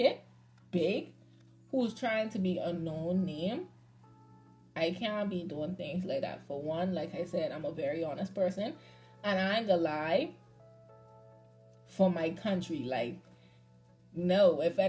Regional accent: Bahamas; I'm Bahamian

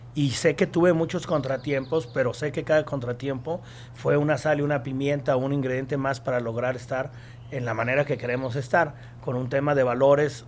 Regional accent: Aguascalientes, Mexico; Yo soy de Aguascalientes, la empresa es de Aguascalientes

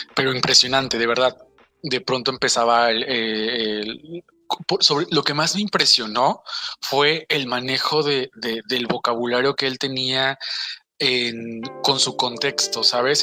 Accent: Mexico; un sello que tenemos como mexicanos

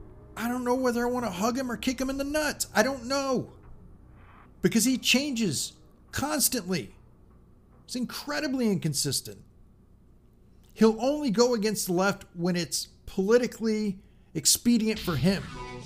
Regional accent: United States; I was born in the United States. I've spent my entire life in the United States. I have lived on the East Coast, the West Coast. I've lived in the South. I've lived up North. I'm now in the Midwest.

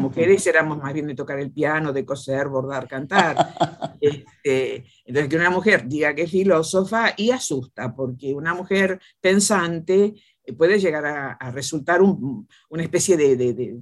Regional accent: Caleufú, La Pampa, Argentina; yo nací en un pueblo, Caleufú, Pampa, eh, por lo tanto soy de la época del del circo y del teatro

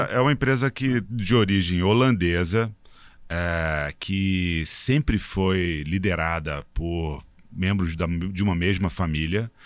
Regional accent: Rio de Janeiro, Brazil; Eu sou é, carioca

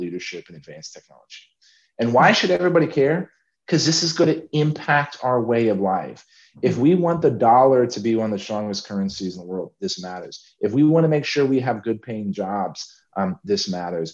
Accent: San Antonio, Texas, United States; my hometown of San Antonio

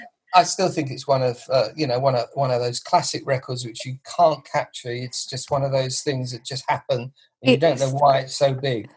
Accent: Grimsby, Yorkshire and the Humber, United Kingdom; They're all from Germany except me. I'm from Grimsby.

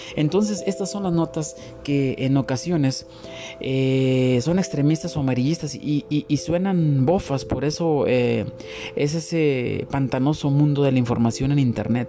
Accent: Mexico; como mexicanos

